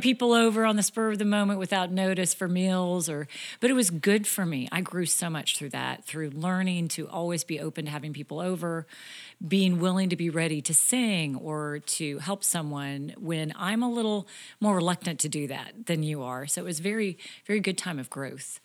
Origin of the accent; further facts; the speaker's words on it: Topeka, Kansas, United States; moved away as an adult; also born or lived in Iowa; I came from Topeka, Kansas, grew up there, same house my entire life until I married you, John.